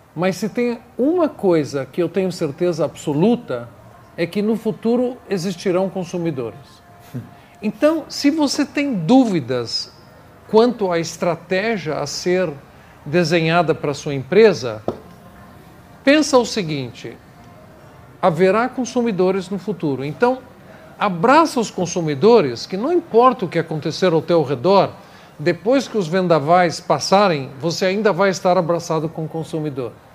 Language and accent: Portuguese; New York, United States; Portuguese is a second language; moved away as an adult; now in Brazil; eu nasci no Brooklyn, Nova York, Estou no Brasil há 24 anos